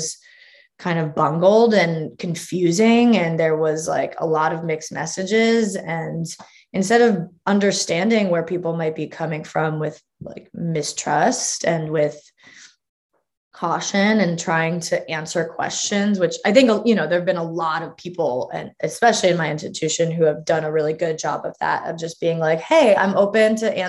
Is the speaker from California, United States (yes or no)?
yes; California, United States; I'm from California, and so I'm like, you know, indoctrinated in sort of pseudo hippie culture